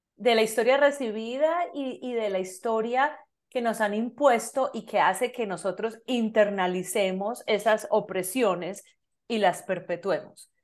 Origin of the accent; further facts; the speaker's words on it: Medellín, Antioquia, Colombia; now in Canada; soy colombiana, de Medellín, Colombia